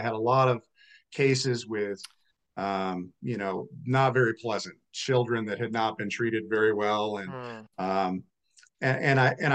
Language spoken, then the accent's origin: English; Vermont, United States; now in Colorado, United States; I'm originally from Vermont